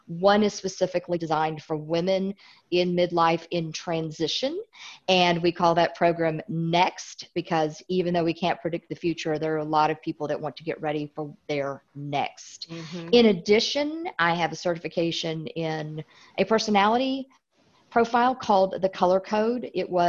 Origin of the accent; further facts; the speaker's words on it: Illinois, United States; born there; accent: Southern; now in Tennessee, United States; I live in Tennessee. So even though I was born in Illinois, I've got the whole Southern accent down really well.